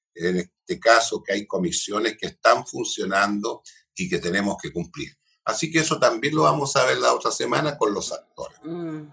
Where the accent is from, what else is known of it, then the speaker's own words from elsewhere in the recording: Concepción, Biobío, Chile; yo soy penquista, penquista, penquista